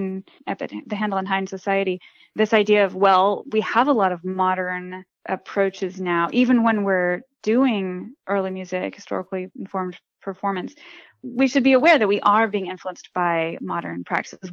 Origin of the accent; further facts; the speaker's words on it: Virginia, United States; I'm from Virginia originally.